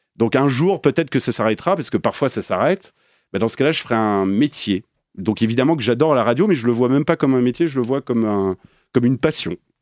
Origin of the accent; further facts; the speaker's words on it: Paris, Île-de-France, France; moved away as an adult; also born or lived in Belgium; now in Geneva, Switzerland; je suis parisien